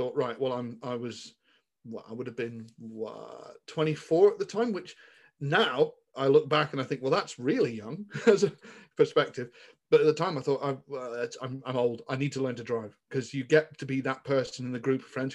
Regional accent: Somerset, South West England, United Kingdom; moved away; I grew up in Somerset and grew up in a relatively rural part of the world.

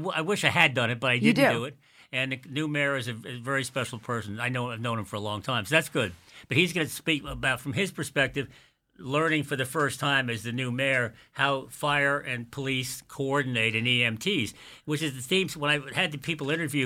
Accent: Quogue, New York, United States; somebody I grew up with in Quag many years ago

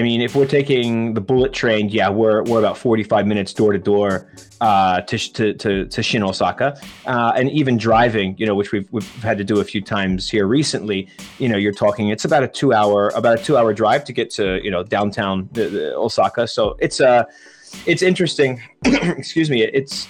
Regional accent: Maryland, United States; moved away as an adult; also born or lived in Honolulu, Hawaii / Macau; now in Okayama, Japan; I'm originally from the U.S. I grew up in Maryland, but I spent most of my adult life in Honolulu, where I was working in the hotel industry.

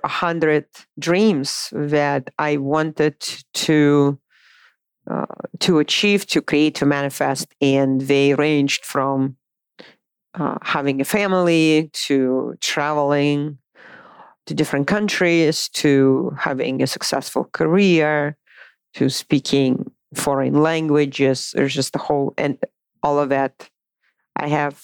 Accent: Moscow, Russia; English is a second language; moved away as an adult; also born or lived in Boise, Idaho; now in United States; I was born and raised in Moscow, Russia

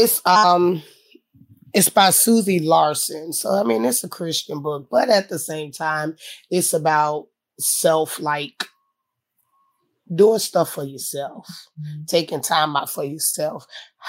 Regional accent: Tampa, Florida, United States; I'm from Tampa.

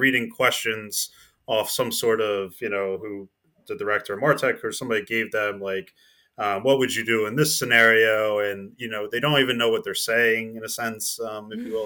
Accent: New Jersey, United States; I'm, I'm from New Jersey, so I was in Princeton, New Jer-, New Jersey.

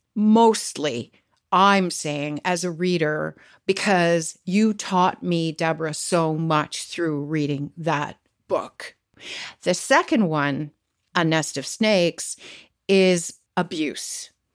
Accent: Canada; I was born and raised and lived in Canada my entire life

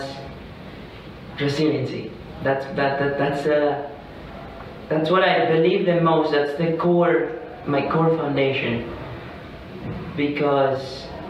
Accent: Venezuela; moved away as an adult; I'm from Venezuela.

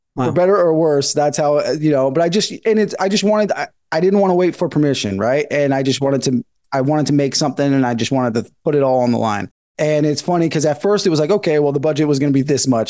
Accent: Northern California, United States; moved away as an adult; now in Los Angeles, United States; I'm from Northern California. I've been in LA for about 10 years

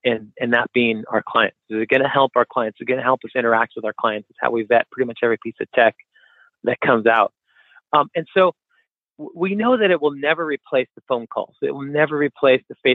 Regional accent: Kirkland, Washington, United States; my hometown of Kirkland, which is right outside of Seattle, 10 minutes away.

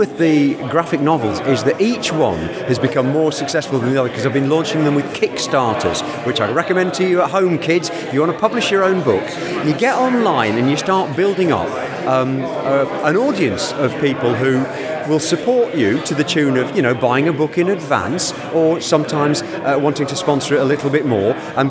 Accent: Aberdeen, Scotland, United Kingdom; now in Chepstow, United Kingdom; I hail originally from Aberdeen, although you can't tell that from the accent. I live now in Chepstow in South Wales.

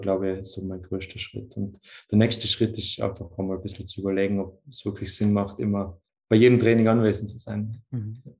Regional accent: Tyrol, Austria; Ich komme aus Tirol in Österreich

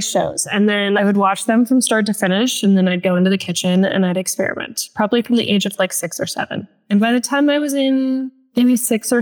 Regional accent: Los Angeles, California, United States; I grew up in Los Angeles

